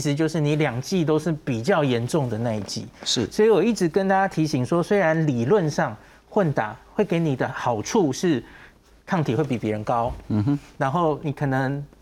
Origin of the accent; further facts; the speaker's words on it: Taiwan; 我们台湾人